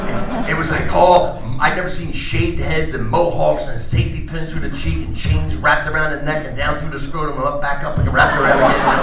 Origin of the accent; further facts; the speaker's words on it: New Jersey, United States; I'm from New Jersey.